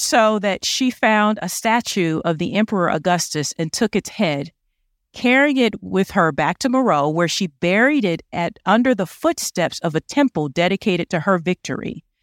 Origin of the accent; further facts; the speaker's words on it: United States; accent: American; my American accent